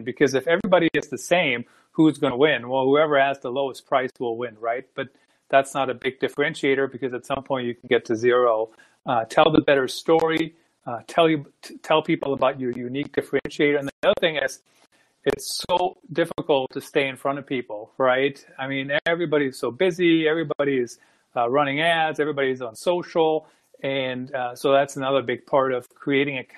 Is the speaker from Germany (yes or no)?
yes; Germany; also born or lived in Iowa, United States; now in United States; I grew up in Germany and been in the U.S. since about 95.